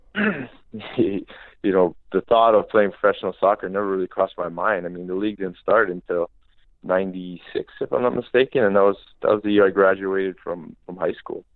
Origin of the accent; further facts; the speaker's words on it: Hawaii, United States; moved away as an adult; growing up in Hawaii